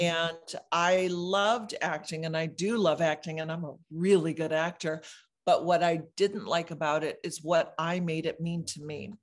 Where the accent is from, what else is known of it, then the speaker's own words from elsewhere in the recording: Michigan, United States; moved away as an adult; now in California, United States; I moved to California from Michigan when I was twenty-one